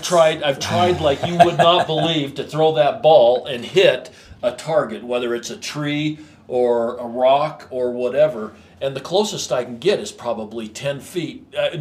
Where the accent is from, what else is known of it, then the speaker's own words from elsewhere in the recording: Basin, Wyoming, United States; We are from Wyoming, Basin, Wyoming, to be exact.